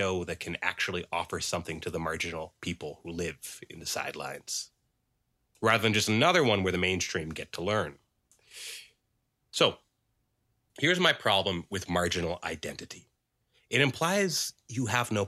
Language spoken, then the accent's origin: English; Dartmouth, Nova Scotia, Canada; when I was growing up in Dartmouth